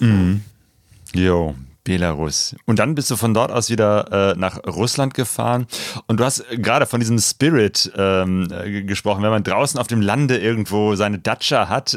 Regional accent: Germany; typisch deutsche Geschichte

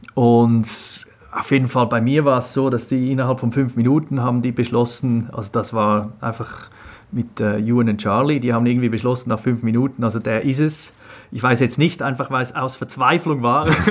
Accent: Switzerland; moved away as an adult; also born or lived in England; Ich bin in der Schweiz aufgewachsen

